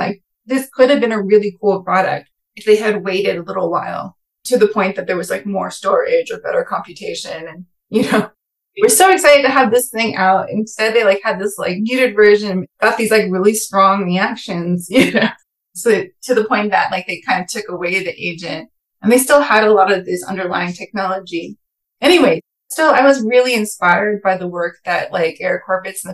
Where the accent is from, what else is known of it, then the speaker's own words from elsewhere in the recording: California Bay Area, United States; moved away as an adult; also born or lived in East Coast; I grew up in the California Bay Area